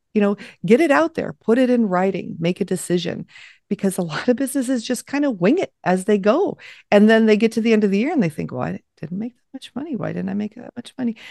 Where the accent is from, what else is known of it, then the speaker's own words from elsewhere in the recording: Los Angeles, California, United States; moved away as an adult; I grew up in Los Angeles